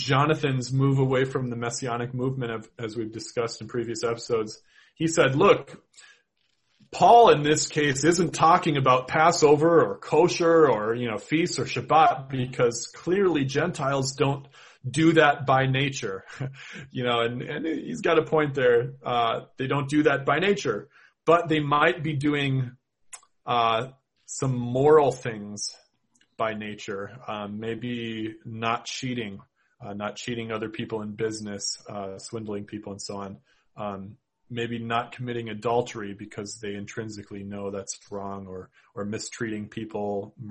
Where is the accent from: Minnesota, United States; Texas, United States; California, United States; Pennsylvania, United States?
Minnesota, United States; accent: Minnesota; my Minnesota accent